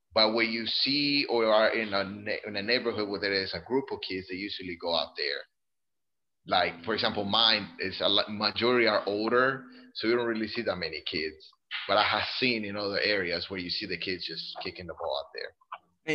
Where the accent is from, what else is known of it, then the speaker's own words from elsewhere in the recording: Colombia; also born or lived in Greenville, South Carolina; now in Italy; I grew up in Colombia